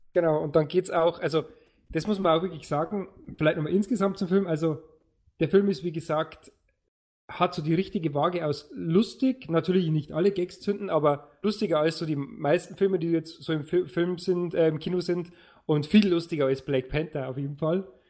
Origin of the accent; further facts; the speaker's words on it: Lower Bavaria, Germany; bei uns in Niederbayern